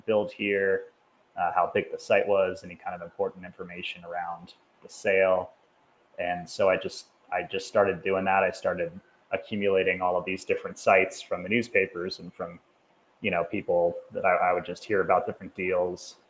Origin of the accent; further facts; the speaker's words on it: Cincinnati, Ohio, United States; now in Denver, United States; Grew up in the suburbs of Cincinnati, Ohio